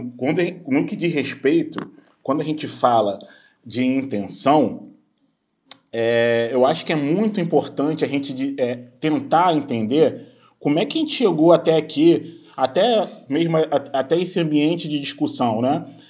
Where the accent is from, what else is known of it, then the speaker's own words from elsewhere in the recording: Duque de Caxias, Rio de Janeiro, Brazil; now in Niterói, Brazil; hoje eu moro em Niterói, que é na região metropolitana do Rio, mas eu nasci em Duque de Caxias, que é na Baixada Fluminense.